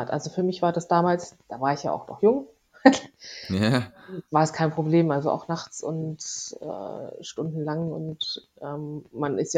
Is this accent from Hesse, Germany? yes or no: yes; Hesse, Germany; ich komme aber ursprünglich aus der Nähe von Frankfurt. Ich bin da aufgewachsen.